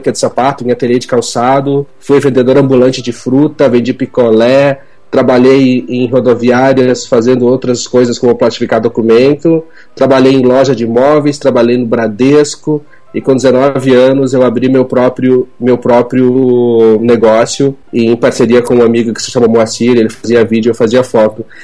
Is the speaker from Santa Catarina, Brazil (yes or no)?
yes; Chapecó, Santa Catarina, Brazil; Eu sou catarinense da cidade de Chapecó